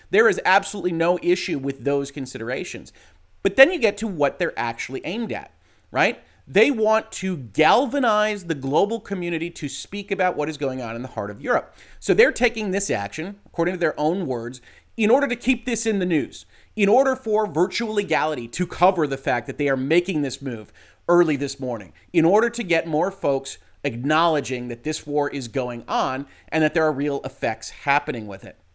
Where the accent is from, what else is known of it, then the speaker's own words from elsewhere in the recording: United States; as an American